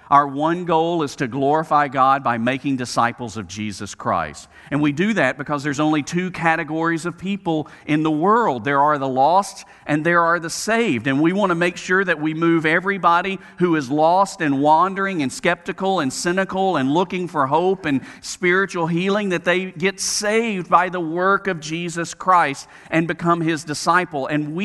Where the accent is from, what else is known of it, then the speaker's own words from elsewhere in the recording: Southeast, United States; And I say we in the South, I grew up in the Southeast where, I mean, we don't have snow.